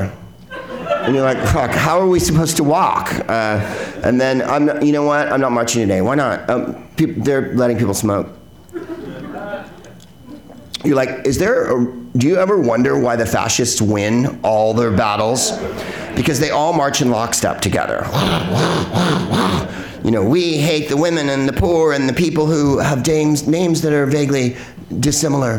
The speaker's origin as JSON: {"language": "English", "town": "San Carlos", "region": "California", "country": "United States", "said": "I'm from San Carlos"}